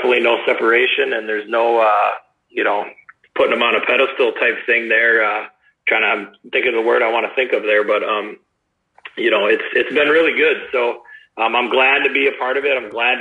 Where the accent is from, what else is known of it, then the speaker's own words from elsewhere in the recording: Cuba City, Wisconsin, United States; I grew up in Cuba City, Wisconsin. I grew up on a dairy farm